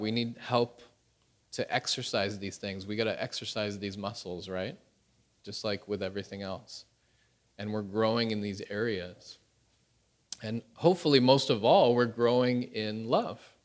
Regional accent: Canada; moved away as an adult; now in Pyeongtaek, South Korea; my wife is Korean, I am Canadian

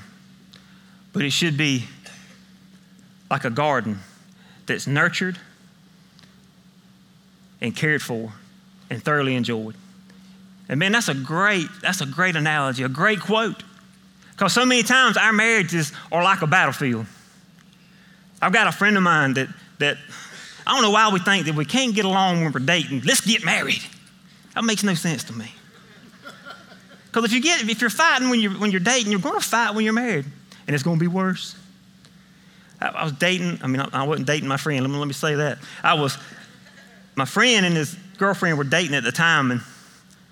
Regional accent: Millen, Georgia, United States; accent: country; I'm from Millen. I grew up in Millen, went to high school in Millen. So if you can't understand some of my country dialect

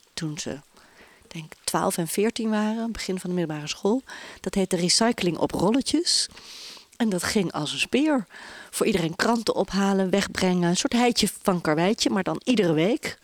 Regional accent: Bilthoven, Utrecht, Netherlands; moved away; also born or lived in Amsterdam; In een dorpje midden-Nederland, bij Utrecht. Ik ben geboren in Beeldhoven.

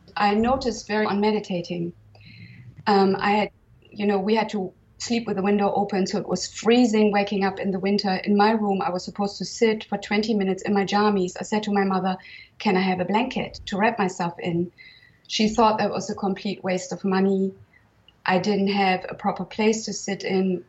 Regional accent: Germany; now in Provence, France; I was born in 1966 in Germany

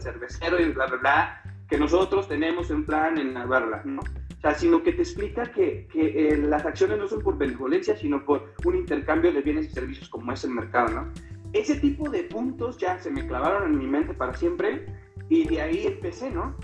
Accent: Salamanca, Guanajuato, Mexico; now in San Miguel de Allende, Mexico; soy de, de Salamanca, Guanajuato, originario, pero ahorita estoy viviendo en San Miguel de Allende

